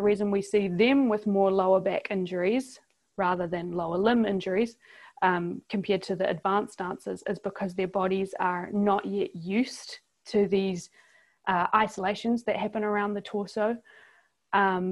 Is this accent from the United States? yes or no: no; New Zealand; accent: New Zealand; in case listeners haven't realized from my accent, I'm from New Zealand, not Australia.